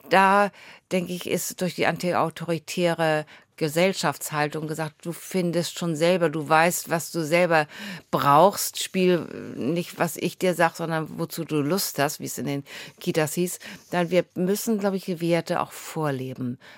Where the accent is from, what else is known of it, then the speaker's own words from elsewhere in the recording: Bad Segeberg, Schleswig-Holstein, Germany; born there; now in Husum, Germany; Also ich bin in Bad Segeberg geboren, wohne jetzt in Husum.